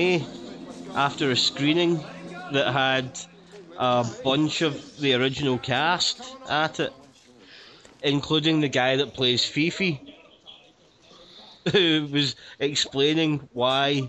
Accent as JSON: {"language": "English", "town": "Glasgow", "region": "Scotland", "country": "United Kingdom", "accent": "Glaswegian", "said": "my Glaswegian accent"}